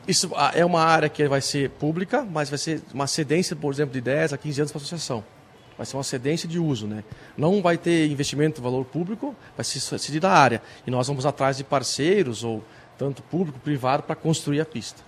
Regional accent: Salvador do Sul, Rio Grande do Sul, Brazil; natural de Salvador do Sul, uma cidade pequena

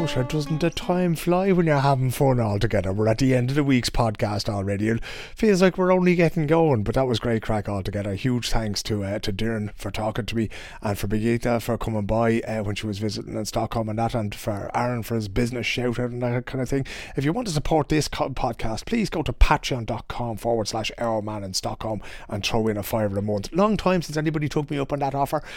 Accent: Dublin, Leinster, Ireland; now in Sweden; a chap that I grew up with in Dublin

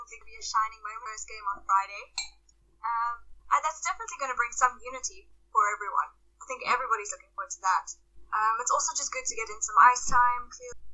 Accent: South Africa; now in Edinburgh, United Kingdom; my hometown in South Africa when I was around 13.

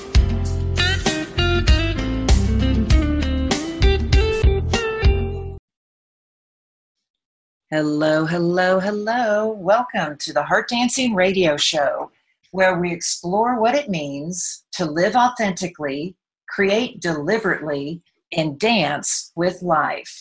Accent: Texas, United States; I am from Texas. I don't know if you can hear that in my accent

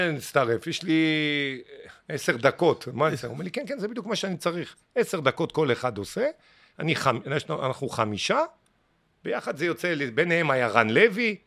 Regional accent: Ashdod, Southern District, Israel; moved away as an adult; also born or lived in Mitzpe Ramon; now in Tel Aviv, Israel; אני בא לאשדוד עכשיו, אני לא מכיר את אשדוד, הבית שלי, שנולדתי בו, הפך להיות רב קומות

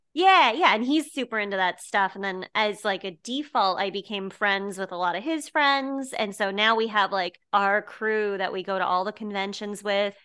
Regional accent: Westminster, Colorado, United States; born or raised there; moved away; also born or lived in Boulder, Colorado

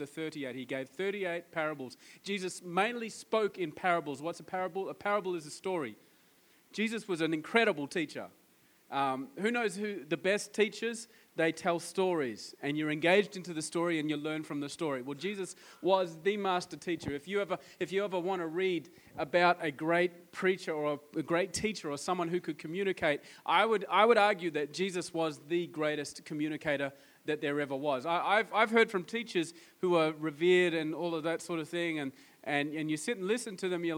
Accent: Australia; I'm from Australia

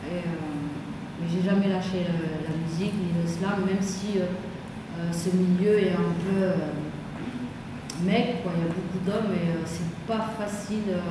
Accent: Valenciennes, Hauts-de-France, France; moved away as an adult; now in Paris, France; je suis arrivée du nord de la France, valencienne. j'avais 22 ans.

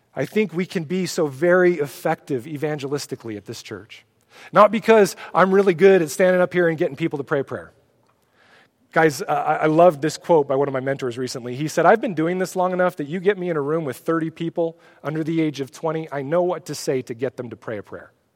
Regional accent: Oregon, United States; I'm from Oregon.

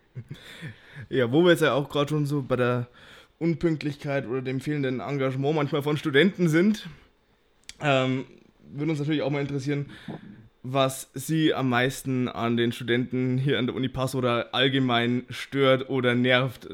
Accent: Bavaria, Germany; als Bayer

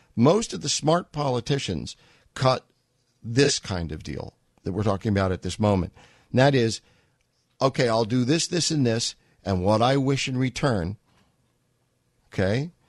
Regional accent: New York, United States; I grew up in New York

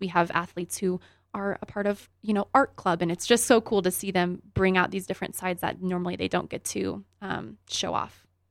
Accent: Grand Junction, Colorado, United States; also born or lived in Greeley, Colorado; I grew up here in Grand Junction and played for the Tigers

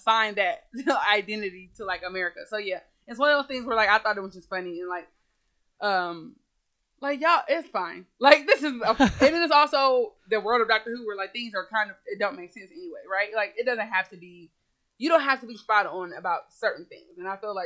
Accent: United States

